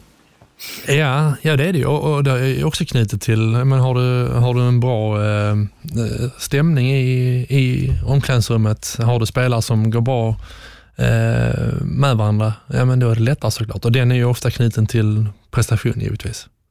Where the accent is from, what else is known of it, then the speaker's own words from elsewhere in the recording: Sweden; moved away as an adult; also born or lived in England; som svensk